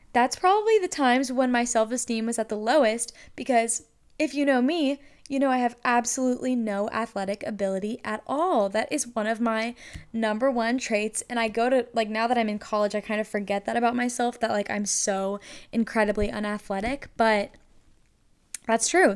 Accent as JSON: {"language": "English", "region": "North Carolina", "country": "United States", "also_born_or_lived": "Lynchburg, Virginia", "said": "I am from North Carolina."}